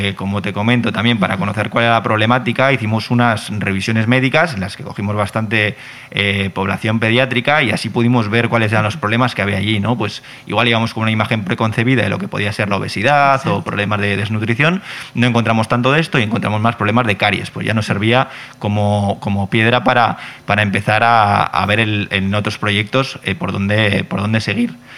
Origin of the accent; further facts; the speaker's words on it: Bilbao, Basque Country, Spain; moved away; also born or lived in Catalonia; yo soy de Bilbao